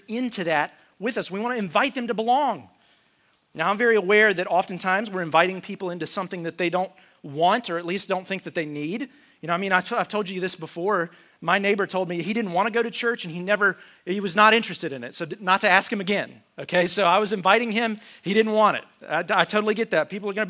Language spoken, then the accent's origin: English; United States; I'm an American